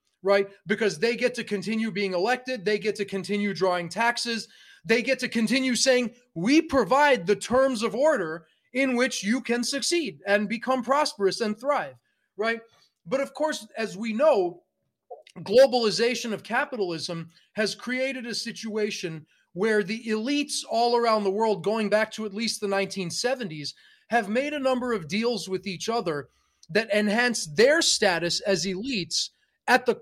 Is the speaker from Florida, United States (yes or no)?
no; New York City, New York, United States; moved away as an adult; also born or lived in India / California; now in Canada; I was born in India, I grew up in New York City, and then I lived for 17 years in California, and I feel like a Californian